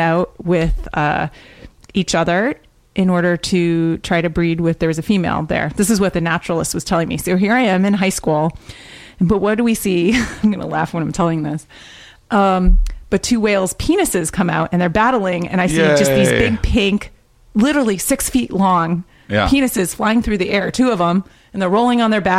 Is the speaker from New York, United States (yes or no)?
no; West Hartford, Connecticut, United States; I grew up in Hartford, Connecticut, West Hartford, Connecticut.